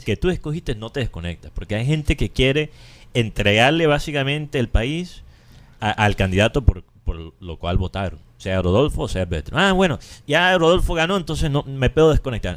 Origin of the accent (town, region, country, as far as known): Colombia